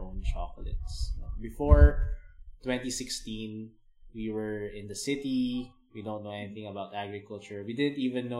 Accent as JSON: {"language": "English", "town": "Manila", "region": "Metro Manila", "country": "Philippines", "tie": "born or raised there", "moved": "as an adult", "lives_now": "Davao City, Philippines", "said": "We're originally from Manila. Our families are based in Manila"}